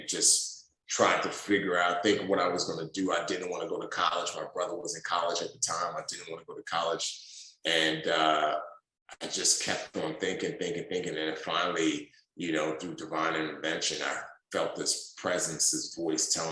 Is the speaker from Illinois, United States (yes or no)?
no; New York City, New York, United States; also born or lived in Nigeria; I was born in Nigeria through some circumstances with the Nigerian government. My father died and my mom and I moved with my brother to the United States. I grew up in the Bronx, New York City